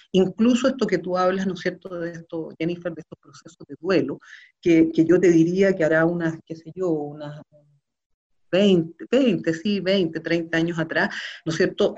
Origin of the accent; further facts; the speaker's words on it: Chile; como sociedad chilena